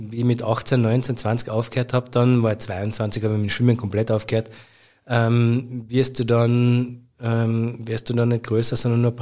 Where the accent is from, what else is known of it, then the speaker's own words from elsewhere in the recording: Carinthia, Austria; aber zu einer riesengroßen Karriere hätte es für mich als Kärntner Bur gereicht wahrscheinlich vielleicht nicht